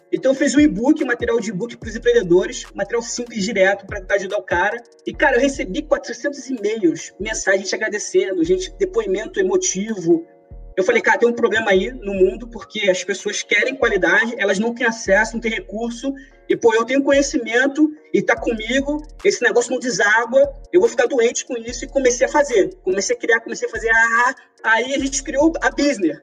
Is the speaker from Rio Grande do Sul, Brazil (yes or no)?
no; São João de Meriti, Rio de Janeiro, Brazil; Sou carioca também, sou de São João de Meriti.